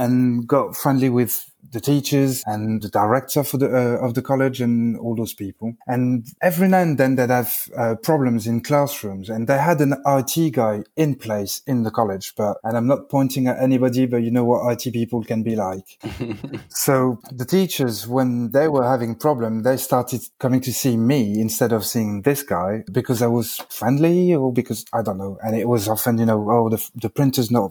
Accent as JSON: {"language": "English", "country": "France", "also_born_or_lived": "United Kingdom", "second_language": "English", "moved": "as an adult"}